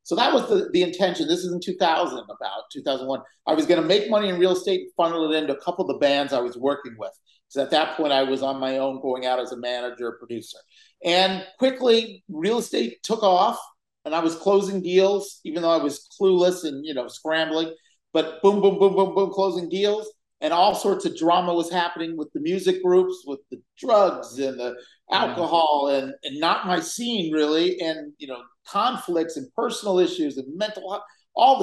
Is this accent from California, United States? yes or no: yes; Los Angeles, California, United States; I grew up in Los Angeles, and I grew up on the west side of Los Angeles